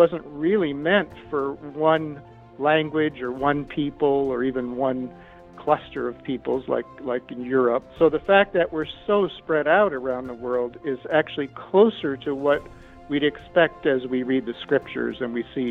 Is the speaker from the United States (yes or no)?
yes; Minnesota, United States; moved away; also born or lived in California; I grew up in Minnesota